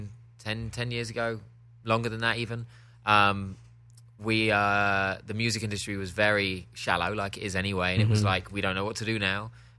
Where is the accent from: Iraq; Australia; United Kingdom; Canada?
United Kingdom; London; accent: Cockney; moved away; I'm Cockney